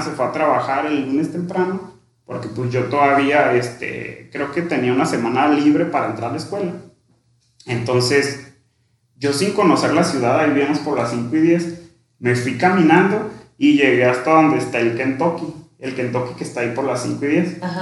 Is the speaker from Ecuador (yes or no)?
no; Sierra de Badiraguato, Sinaloa, Mexico; moved away as an adult; also born or lived in Ciudad Obregón, Sonora; yo me crié en una comunidad rural allá en la Sierra de Guadiraguato, orgullosamente. Ahí prácticamente desde que nací hasta los 17 años